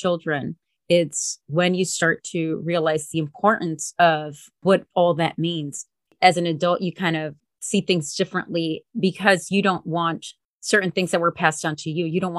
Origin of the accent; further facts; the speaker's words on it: Hialeah, Florida, United States; like I grew up in Hialeah, everybody spoke Spanish. Like my environment was all mostly Spanish speaking.